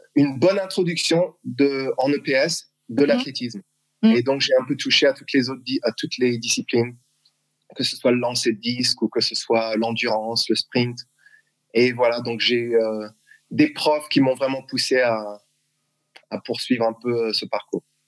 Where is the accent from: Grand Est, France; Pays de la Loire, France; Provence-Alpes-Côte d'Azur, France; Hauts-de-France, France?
Grand Est, France; Strasbourg; moved away as an adult; also born or lived in Massachusetts, United States / South Carolina, United States; now in Texas, United States; Je suis né à Strasbourg, euh, d'une mère alsacienne et mon père qui, euh, qui était d'Haïti